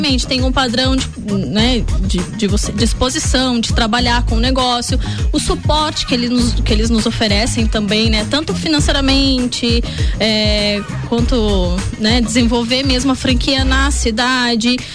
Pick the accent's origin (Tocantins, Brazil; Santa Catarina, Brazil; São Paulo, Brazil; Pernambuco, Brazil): Santa Catarina, Brazil; Lages; sou lagiana, nasci sim, em Lages, amo essa cidade